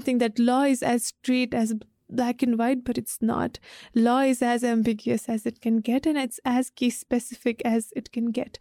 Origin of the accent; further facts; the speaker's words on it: Hetauda, Bagmati, Nepal; I lived in Hitoda